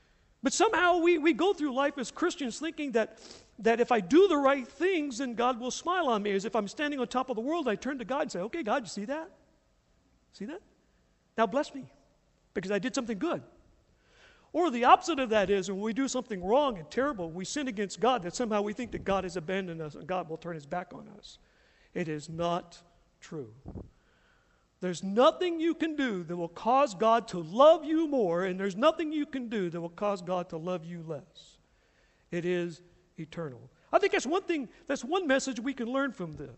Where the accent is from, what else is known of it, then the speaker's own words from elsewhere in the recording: the South, United States; moved away; I grew up in the South, and I grew up in a very prejudicial family in the South